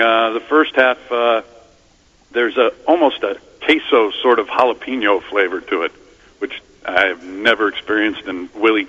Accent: New York, United States; as a New Yorker

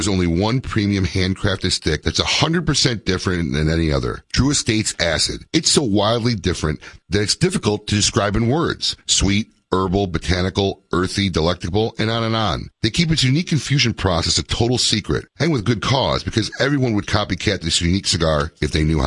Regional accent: Chicago, Illinois, United States; now in Florida, United States; my hometown Chicago-style food

